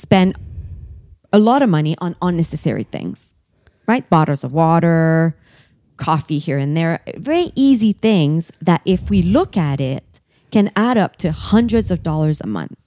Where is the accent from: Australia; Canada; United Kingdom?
Canada; Quebec; moved away; I'm from Quebec